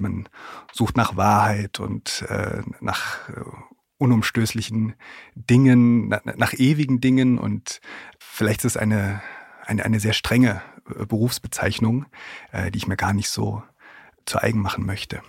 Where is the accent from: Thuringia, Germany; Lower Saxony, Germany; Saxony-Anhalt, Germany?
Thuringia, Germany; moved away as an adult; also born or lived in Gotha; now in Leipzig, Germany; Ich komme aus Thüringen, wohne in Leipzig und arbeite in Berlin